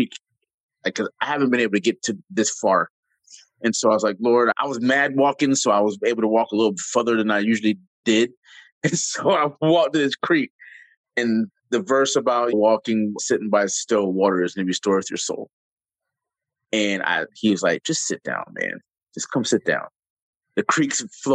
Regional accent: Jacksonville, Florida, United States; moved away; I'm a city boy. I come from Jacksonville

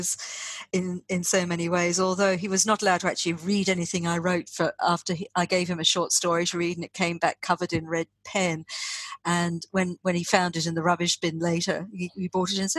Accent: Australia; also born or lived in East Africa; me growing up in Australia

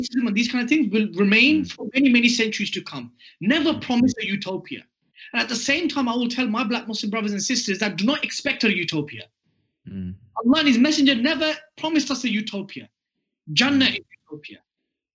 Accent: Bedford, East of England, United Kingdom; my town in Bedford

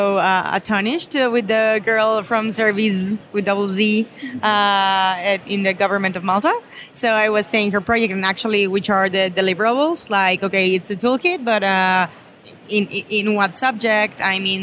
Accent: Mexico City, Mexico; I'm from Mexico City.

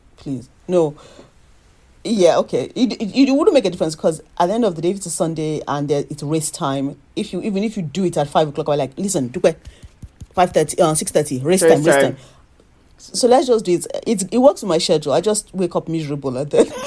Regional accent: Nigeria; moved away as an adult; now in United Kingdom; as a Nigerian

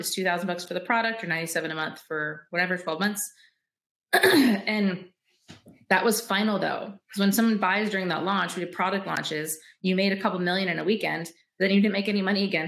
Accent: Michigan, United States; I'm from Michigan, so it's very woodsy and shit

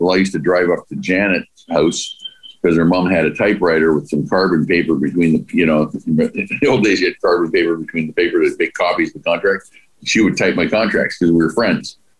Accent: Vancouver, British Columbia, Canada; we grew up in the Dunbar area

